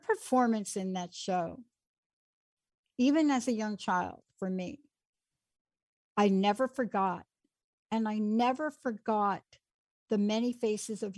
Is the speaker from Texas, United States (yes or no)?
no; Plainfield, New Jersey, United States; I lived in Plainfield